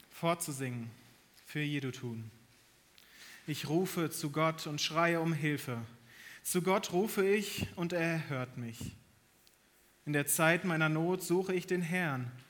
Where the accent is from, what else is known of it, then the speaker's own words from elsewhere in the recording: North Rhine-Westphalia, Germany; moved away; Meine Frau und ich, wir kommen aus Nordrhein-Westfalen eigentlich.